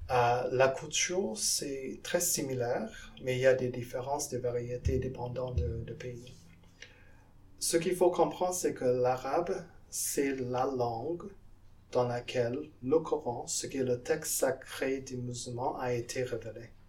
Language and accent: French; French Guiana; now in Canada; Moi, je viens de la Guyane en Amérique du Sud et même là-bas, il y a des, musulmans.